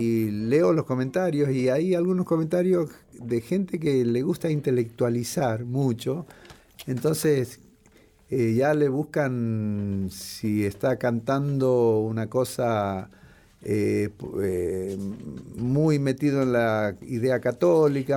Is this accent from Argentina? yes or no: yes; Morón, Buenos Aires Province, Argentina; yo pasé mi adolescencia en Morón